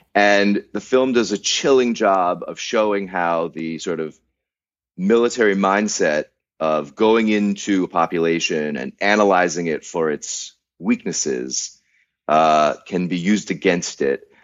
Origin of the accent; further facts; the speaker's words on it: United States; as an American